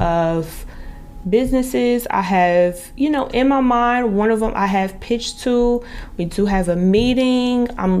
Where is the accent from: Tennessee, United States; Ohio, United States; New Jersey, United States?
New Jersey, United States; moved away as an adult; also born or lived in Dallas, Texas / Miami / Boca Raton / Las Vegas; I'm from New Jersey, I left at the age of 19, 20